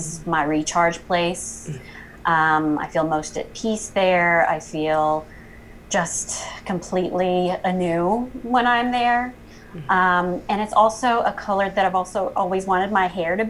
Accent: York, South Carolina, United States; moved away as an adult; also born or lived in Columbia, South Carolina / New Hampshire; I am originally from a little town, York, South Carolina

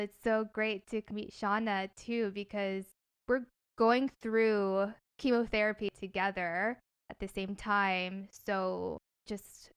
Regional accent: New Jersey, United States; moved away as an adult; also born or lived in Seattle, United States; now in Los Angeles, United States; I'm originally from New Jersey

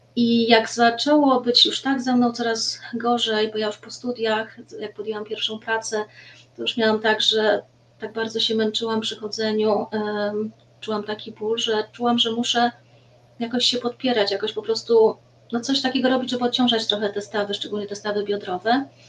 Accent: Racibórz, Silesian Voivodeship, Poland; now in Bielsko-Biała, Poland; ja jestem z Raciborza. E, tam się urodziłam.

